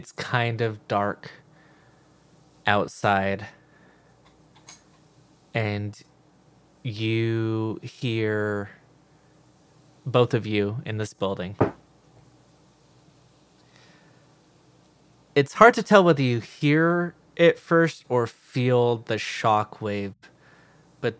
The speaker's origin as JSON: {"language": "English", "region": "Idaho", "country": "United States", "tie": "born or raised there", "said": "growing up in Idaho, which is potatoes"}